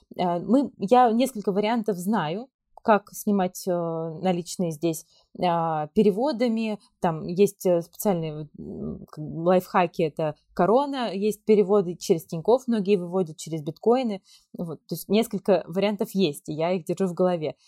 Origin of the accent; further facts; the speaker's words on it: Kemerovo Oblast, Russia; moved away as an adult; now in Turkey; я э, вообще родом из Кемеровской области